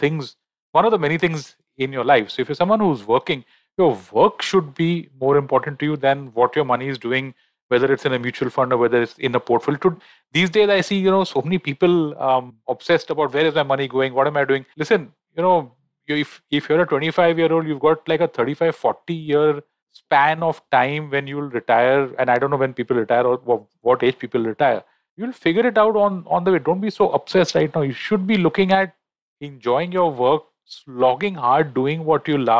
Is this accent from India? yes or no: yes; Mumbai, Maharashtra, India; I'm born and raised in Bombay